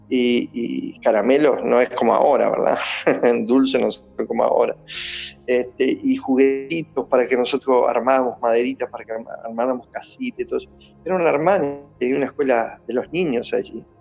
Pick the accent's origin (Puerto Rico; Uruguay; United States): Uruguay; moved away; also born or lived in Argentina; porque yo soy de Uruguay, ¿verdad?